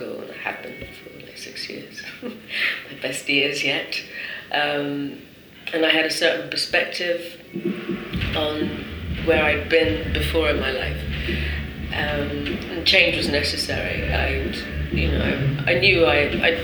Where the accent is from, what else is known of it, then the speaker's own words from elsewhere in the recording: London, United Kingdom; now in Paris, France; I was born in London and I come here